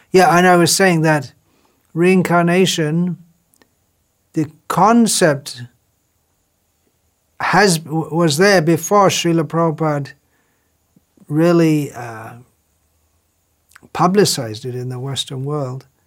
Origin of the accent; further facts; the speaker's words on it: Ireland; moved away as an adult; now in England; So I came from Ireland to England and found out the phone number.